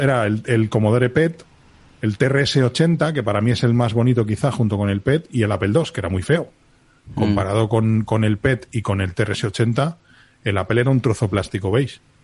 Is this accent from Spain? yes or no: yes; Spain; soy español, lo que teníamos en España en el año 77